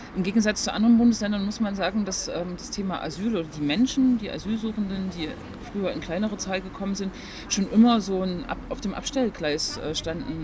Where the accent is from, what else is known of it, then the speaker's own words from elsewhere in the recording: Leipzig, Saxony, Germany; Ich bin gebürtige Leipzigerin